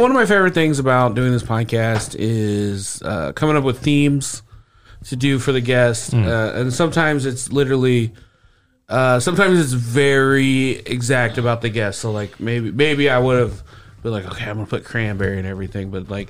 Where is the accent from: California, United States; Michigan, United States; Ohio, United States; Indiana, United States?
Indiana, United States; Speedway; And I grew up in Speedway